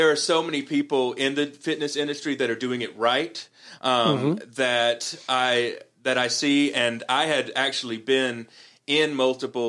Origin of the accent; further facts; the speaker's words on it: Columbus, Georgia, United States; moved away; I go back to Columbus, Georgia, my hometown